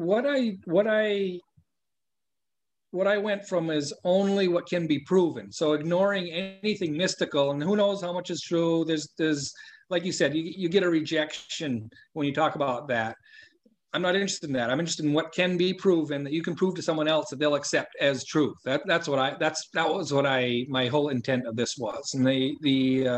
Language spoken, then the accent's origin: English; Maine, United States; moved away as an adult; also born or lived in Westminster, California; I moved back to my hometown, Maine, brought the family back here to raise the kids